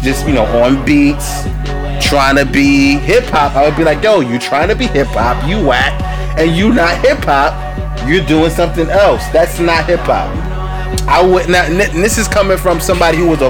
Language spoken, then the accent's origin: English; New York City, New York, United States; I was from Brooklyn